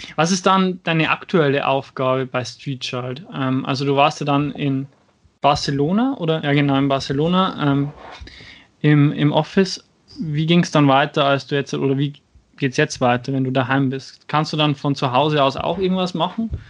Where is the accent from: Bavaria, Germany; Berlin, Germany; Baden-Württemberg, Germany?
Bavaria, Germany; Schwandorf; aus meiner Heimatstadt, aus Schwandorf